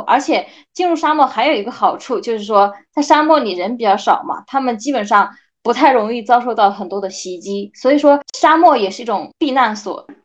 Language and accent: Chinese; China; 我们中国人